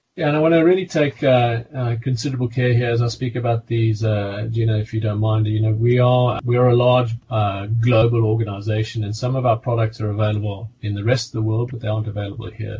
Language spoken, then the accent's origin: English; South Africa; accent: South African; also born or lived in Hampshire; now in United Kingdom; You can hear by my accent, I'm originally South African.